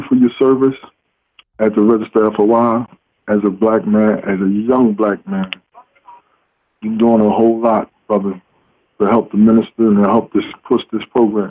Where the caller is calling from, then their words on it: Philadelphia, Pennsylvania, United States; I'm calling from Philadelphia.